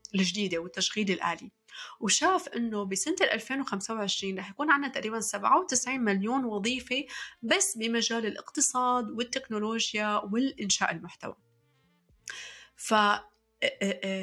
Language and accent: Arabic; Syria; also born or lived in Saudi Arabia; now in Montreal, Canada; في سنة 1998 كان اختيار اللغة الثانية في سوريا بالقرعة تماما مثل ما سمعتوا أنا شخصيا سحبت ورقة من كيس وكان مكتوب عليها إنجليزي